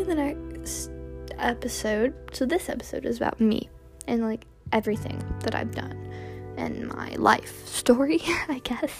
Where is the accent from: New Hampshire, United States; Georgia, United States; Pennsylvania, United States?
Georgia, United States; also born or lived in Hollywood, California / Palmdale, California; we moved to, Georgia, and that's where I live now